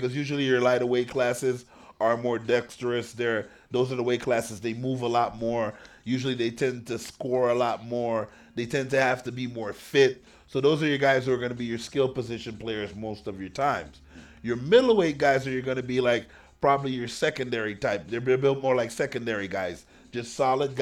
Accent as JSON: {"language": "English", "town": "Miami", "region": "Florida", "country": "United States", "tie": "born or raised there", "said": "I grew up in Dade County"}